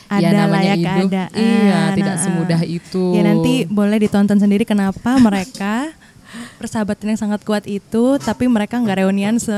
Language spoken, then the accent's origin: Indonesian; Bogor, West Java, Indonesia; gue kan orang Bogornya.